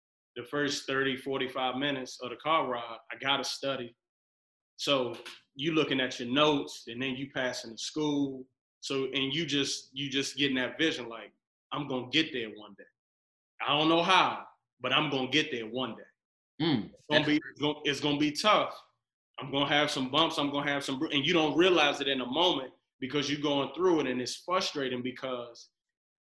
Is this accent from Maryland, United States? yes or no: yes; Accokeek, Maryland, United States; I grew up in Akaki